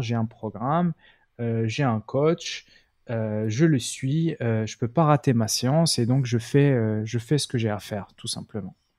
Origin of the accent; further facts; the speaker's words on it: Morocco; moved away as an adult; j'étais au Maroc hein, au passage. Donc moi, je viens du Maroc. À la base, je suis d'origine marocaine.